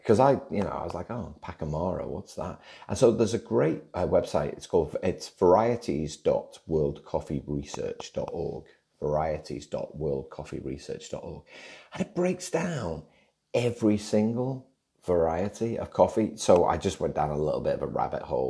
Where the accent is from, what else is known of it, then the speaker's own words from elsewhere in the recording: Liverpool, North West England, United Kingdom; now in Australia; growing up in Liverpool